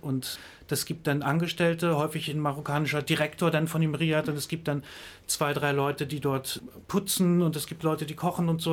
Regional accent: Greifswald, Mecklenburg-Vorpommern, Germany; ich komme aus Greifswald

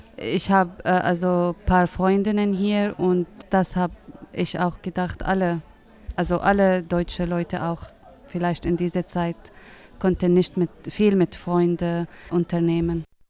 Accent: Syria; German is a second language; moved away as an adult; now in Greifswald, Germany; Ich komme aus Syrien

